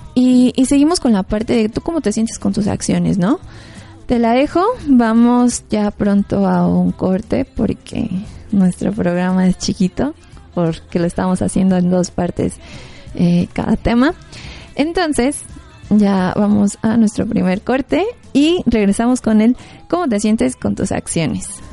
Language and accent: Spanish; Mexico; Como mexicanos realmente es parte de nuestra historia